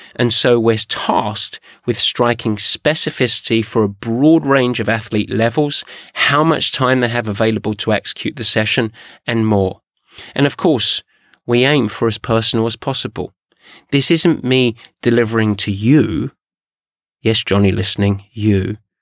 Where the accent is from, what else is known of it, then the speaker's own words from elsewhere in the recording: England, United Kingdom; I'm English